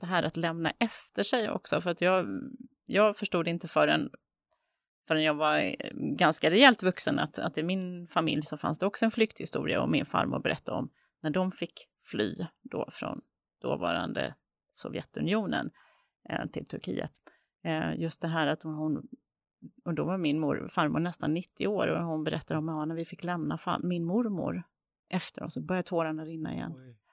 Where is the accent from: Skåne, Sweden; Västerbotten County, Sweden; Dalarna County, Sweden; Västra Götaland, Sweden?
Västra Götaland, Sweden; Gothenburg; Jag är född där, det är där jag har vuxit upp, det är där jag kommer från